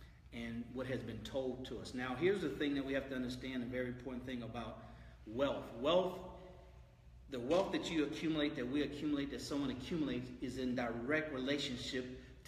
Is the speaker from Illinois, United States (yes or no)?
no; San Francisco, California, United States; moved away as an adult; now in Houston, United States; born and raised San Francisco, California. Right. Mom and dad, they were hardworking individuals. Moved to Houston in 1985 because I wanted to have a black cultural experience